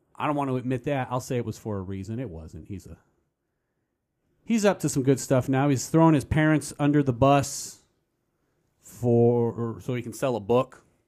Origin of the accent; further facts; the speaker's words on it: United States; I'm an American